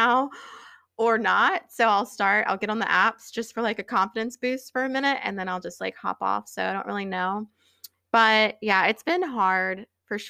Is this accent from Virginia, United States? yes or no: yes; Virginia, United States; moved away as an adult; now in New York City, United States; I grew up in Virginia